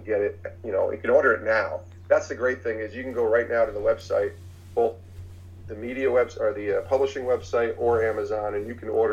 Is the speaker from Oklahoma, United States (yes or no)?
no; Albany, New York, United States; I grew up in Albany, New York